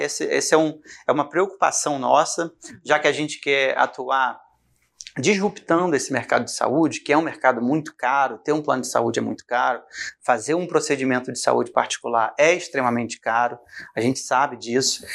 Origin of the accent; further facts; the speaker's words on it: Rio de Janeiro, Brazil; moved away as an adult; now in Goiânia, Brazil; Sou carioca